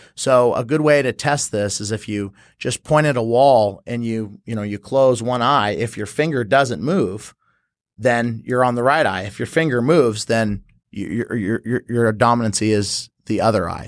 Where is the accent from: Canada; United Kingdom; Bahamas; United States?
United States; San Jose, California; moved away as an adult; also born or lived in St. Charles, Missouri; now in St. Louis, United States; I was born and raised in San Jose, California